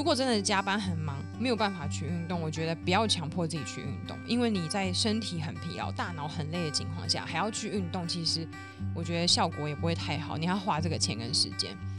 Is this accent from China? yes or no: no; Neihu, Taipei, Taiwan; 因为我是土生土长的内湖小姐，内湖超多吃的，超方便，好吗？我这边要平反一下。内湖国的人，希望大家可以帮我留言支持。